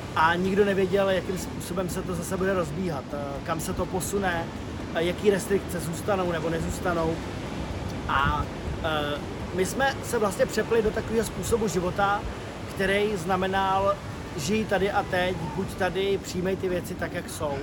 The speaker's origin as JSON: {"language": "Czech", "region": "Bohemia", "country": "Czechia", "said": "u nás v Čechách"}